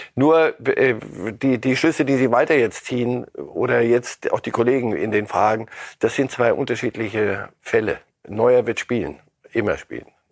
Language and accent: German; Germany; Bei uns in Deutschland